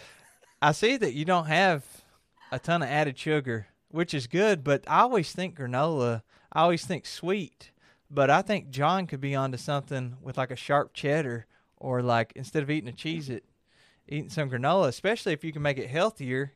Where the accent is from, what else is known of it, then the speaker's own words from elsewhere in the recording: Kentucky, United States; I'm from Kentucky